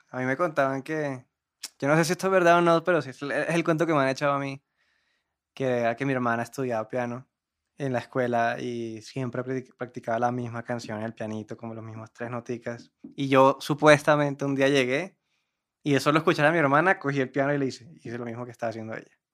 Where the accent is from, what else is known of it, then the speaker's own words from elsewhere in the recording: Cartagena, Bolívar, Colombia; Bueno, yo soy de Cartagena, orgullosamente. ¿Qué más dice uno de uno? Que tengo 23 años.